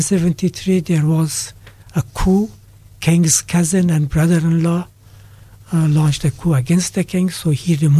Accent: Kabul, Afghanistan; moved away as an adult; also born or lived in Hawaii, United States / Pakistan; now in Dunedin, New Zealand; I was born and raised in Kabul, Afghanistan

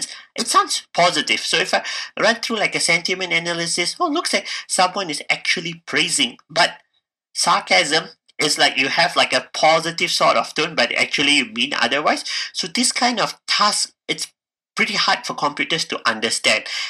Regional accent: Malaysia; moved away as an adult; now in Dunedin, New Zealand; I'm from Malaysia

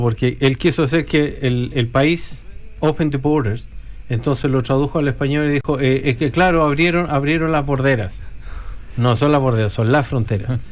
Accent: Chile; now in New Zealand; como chilenos

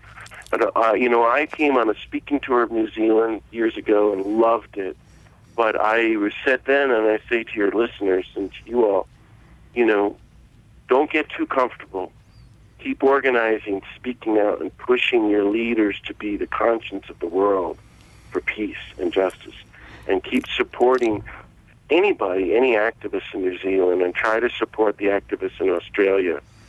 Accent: United States; there's nobody more ignorant than us Americans, and we're very arrogant about our ignorance.

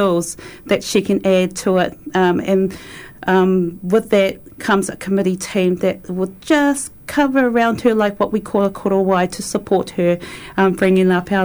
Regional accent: Auckland, New Zealand; moved away as an adult; now in Christchurch, New Zealand; I'm originally from Auckland, and I've been living in Otatahi, Christchurch for about 9 years now.

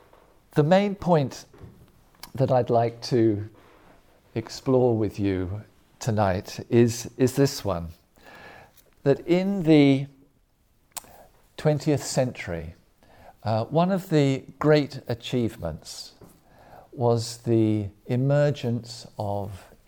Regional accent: England, United Kingdom; also born or lived in Germany; I was born in Germany and lived in Germany for some years as a boy, but I'm not German, and most of my education, most of it took place in the United Kingdom, in England.

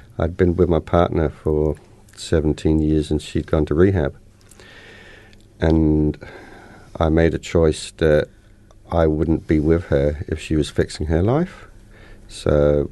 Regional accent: Inverness, Scotland, United Kingdom; I was brought up in Scotland. Inverness, Scotland

